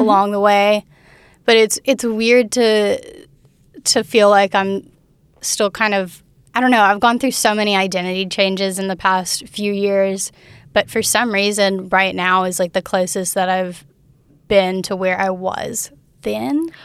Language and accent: English; Fairhope, Alabama, United States; also born or lived in Mobile, Alabama / Daphne, Alabama; I grew up in Fairhope, but I was born in Mobile